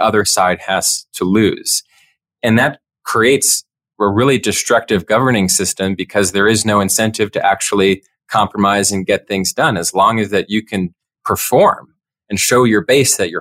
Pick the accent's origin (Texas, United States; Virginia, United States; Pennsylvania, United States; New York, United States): Pennsylvania, United States; I come from Pennsylvania.